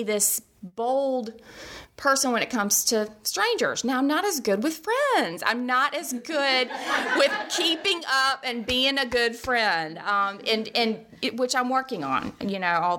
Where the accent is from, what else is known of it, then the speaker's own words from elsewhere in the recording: Birmingham, Alabama, United States; also born or lived in Mississippi; I grew up here in Birmingham